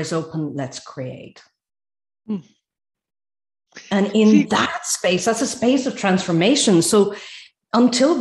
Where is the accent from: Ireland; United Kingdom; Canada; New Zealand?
Ireland; now in Sweden; I'm Irish and living in Sweden.